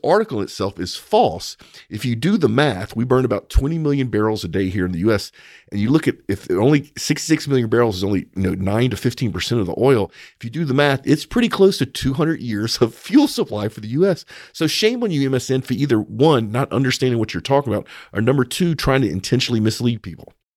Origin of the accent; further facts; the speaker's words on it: United States; as an American